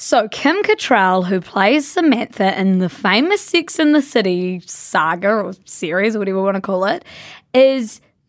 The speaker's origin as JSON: {"language": "English", "town": "Blenheim", "region": "Marlborough", "country": "New Zealand", "tie": "born or raised there", "said": "We love going back. We've vocal hemorrhage. We are from Blenheim, which is a small town at the top of the South Island, and like we owe everything to that place, eh?"}